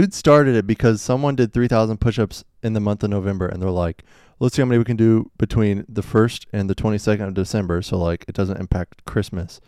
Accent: Kansas City, United States; I was born in Kansas City

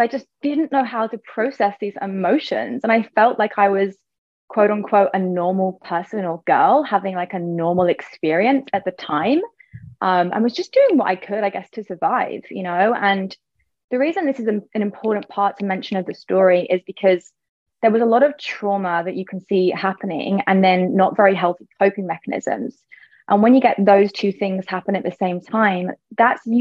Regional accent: England, United Kingdom; moved away as an adult; also born or lived in Ibiza; I moved actually from England to Ibiza

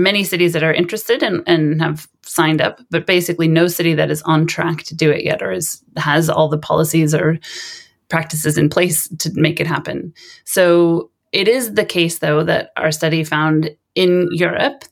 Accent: Sonoma, California, United States; moved away as an adult; now in Lund, Sweden; I grew up in California in a town called Sonoma, which is about an hour north of San Francisco

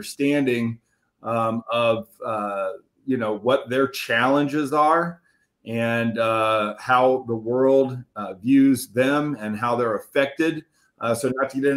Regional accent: Indianapolis, Indiana, United States; I was born right in Indianapolis, Indiana, and right in a little town inside of Indianapolis called Broad Ripple, which I literally live about 10 blocks from where I was born

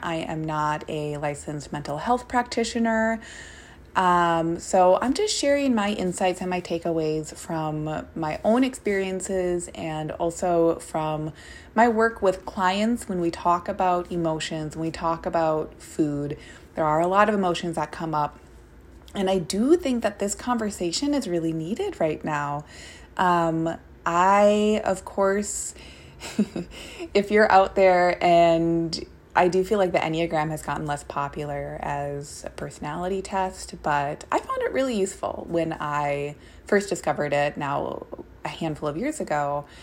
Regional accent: Minnesota, United States; now in Portland, United States; I am a Minnesotan

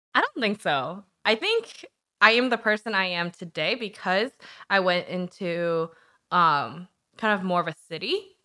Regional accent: Charlottesville, Virginia, United States; also born or lived in Korea / Harrisonburg, Virginia; now in Richmond, United States; I was actually born in Korea, which surprises a lot of people 'cause I'm not very good at Korean. And then I'm lived in Nova for a little bit, and then I moved to Harrisonburg, and then I grew up in Charlottesville.

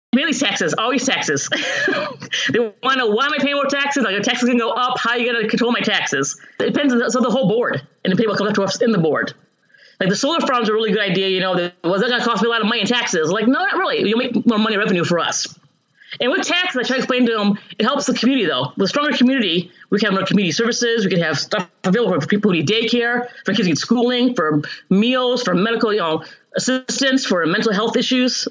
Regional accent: Chicago, Illinois, United States; moved away as an adult; also born or lived in Hawaii / California / Seattle / Ohio; now in Champaign-Urbana, United States; I grew up in um, Chicago originally, the suburbs of Chicago, but I've moved around the country in my 20s Hawaii

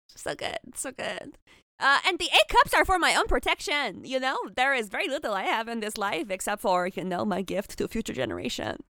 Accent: Canada; as a Canadian

